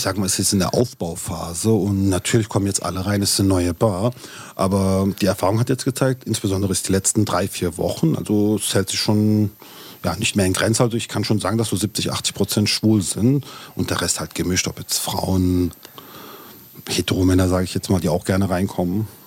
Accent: Turkey; ich bin Türke

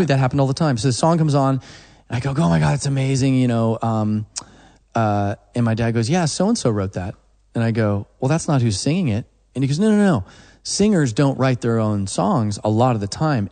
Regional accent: Oklahoma, United States; I'm from Oklahoma

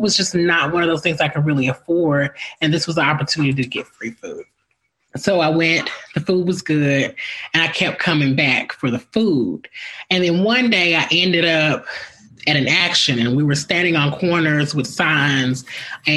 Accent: Memphis, Tennessee, United States; I grew up here in Memphis, Tennessee

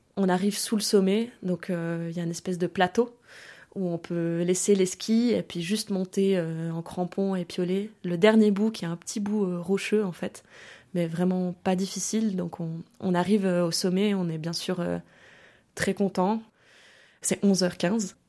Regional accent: France; also born or lived in Germany; France, là où j'ai grandi en fait, où j'ai passé euh, beaucoup de temps, au bord de la mer

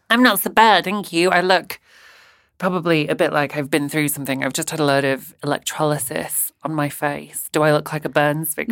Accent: Bradford, Yorkshire and the Humber, United Kingdom; now in Brighton, United Kingdom; I'm from Bradford in West Yorkshire

